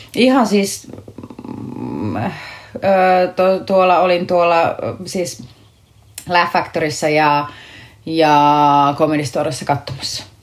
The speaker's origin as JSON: {"language": "Finnish", "town": "Akaa", "region": "Pirkanmaa", "country": "Finland", "tie": "born or raised there", "also_born_or_lived": "Tampere", "said": "mä oon syntynyt täällä Tampereella, mutta sitten mä oon, mä oon niin lapsuuteni asunut tuossa Akaa Viialassa, eli Viialan kylässä, semmoisessa siis 5000 asukkaan kylässä, kunnes sitten mä olin 14 kasiluokalle, me muutettiin takaisin Tampereelle"}